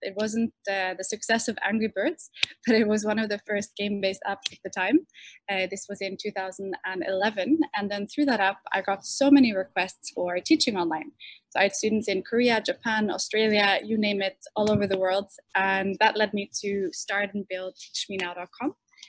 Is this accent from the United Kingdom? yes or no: no; Saudi Arabia; English is a second language; also born or lived in Norway; now in Oslo, Norway; I myself am half Norwegian, half Arabic. So I'm born in Saudi Arabia, grew up there, and then in Norway